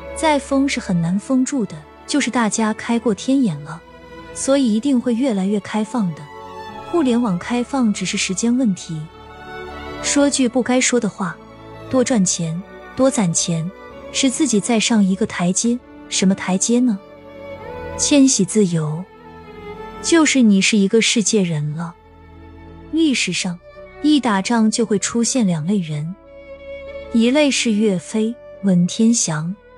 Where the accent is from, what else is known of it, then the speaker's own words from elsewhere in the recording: northern China, China; 我是北方人，我们这里都没有不差钱与忽悠的说法